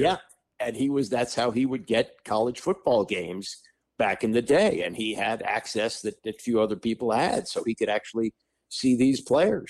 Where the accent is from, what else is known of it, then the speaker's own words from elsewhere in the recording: Washington, District of Columbia, United States; growing up in Washington